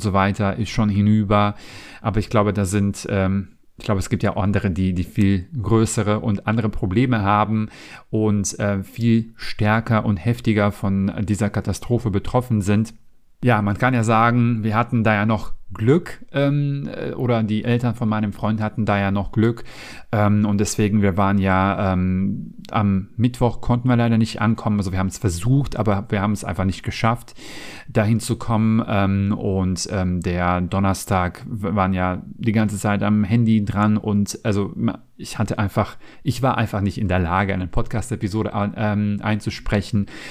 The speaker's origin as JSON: {"language": "German", "country": "North Macedonia", "tie": "born or raised there", "second_language": "German", "moved": "as an adult", "lives_now": "Germany", "said": "ich bin jetzt nicht in Deutschland geboren und aufgewachsen, sondern ich komme ursprünglich aus Mazedonien"}